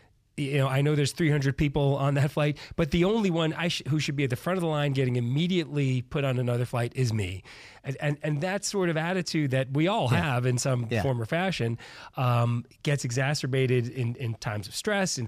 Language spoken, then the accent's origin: English; New York, United States; Ray and I grew up in New York